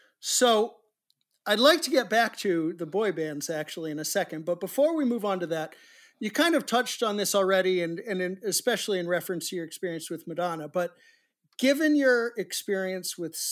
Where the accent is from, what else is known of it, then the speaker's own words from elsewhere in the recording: New England, United States; Again, I grew up in New England myself.